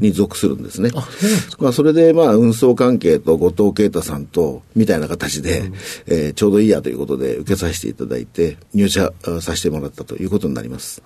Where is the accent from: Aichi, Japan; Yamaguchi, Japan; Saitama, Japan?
Saitama, Japan; Kawaguchi; 埼玉県の川口市になります。